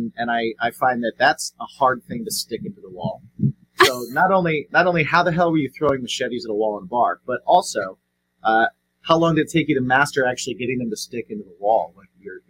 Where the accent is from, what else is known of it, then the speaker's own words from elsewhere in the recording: Midwest, United States; now in Long Island, United States; I'm from the Midwest